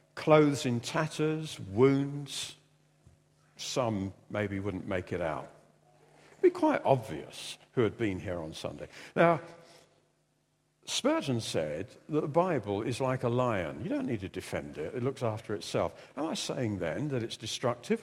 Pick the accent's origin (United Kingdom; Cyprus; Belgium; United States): United Kingdom; we're British